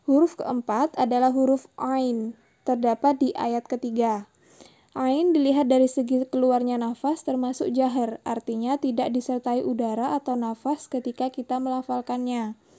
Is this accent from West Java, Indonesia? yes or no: no; Bali, Indonesia; now in Denpasar, Indonesia; umur saya 28 tahun. Saya dari Bali, kebetulan domisili di Denpasar